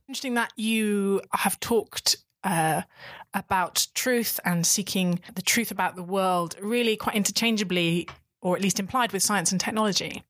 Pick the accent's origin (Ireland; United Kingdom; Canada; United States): United Kingdom; as a British person